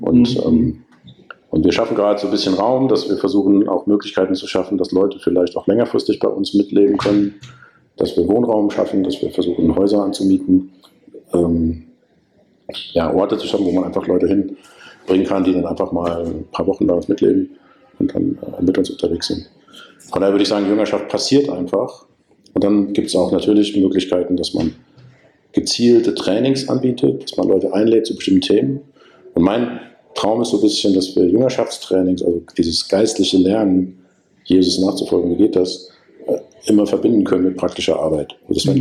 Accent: Germany; ich dann als Deutscher

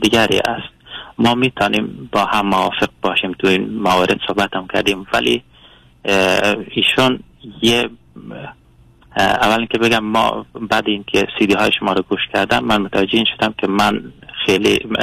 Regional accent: Afghanistan; moved away as an adult; now in Sweden; من از کشور سوئد زنگ میزنم اصالتا افغان افغانی هستم

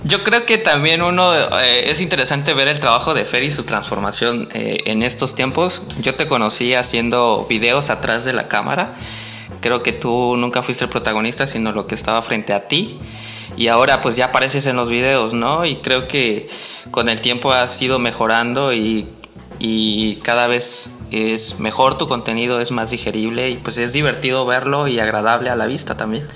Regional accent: Tabasco, Mexico; moved away; also born or lived in Veracruz; Soy, soy de Tabasco, nací en Tabasco, pero pues también soy, me considero parte jarocha ya

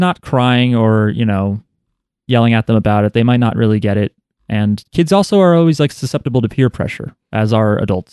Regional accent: United States; in the United States, where we are from.

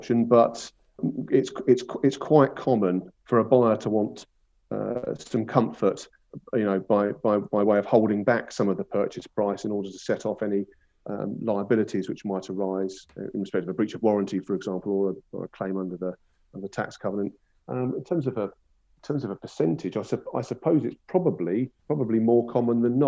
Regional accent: Brighton and Hove, South East England, United Kingdom; I'm a sort of a local lad, born and bred in Brighton and Hove.

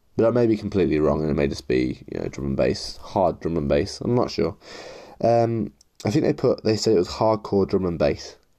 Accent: Leicester, East Midlands, United Kingdom; I'm from Leicester

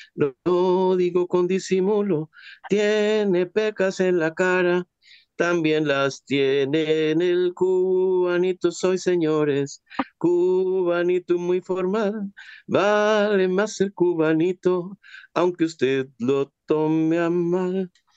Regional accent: Costa Rica; nosotros como costarricenses

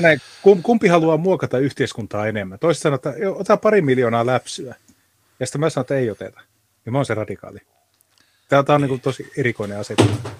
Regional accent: Rovaniemi, Lapland, Finland; Rovaniemelle, mistä mä oon lähtöisin

